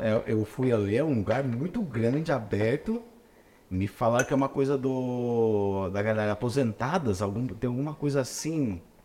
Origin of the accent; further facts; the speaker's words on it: São Paulo, Brazil; eu sou de São Paulo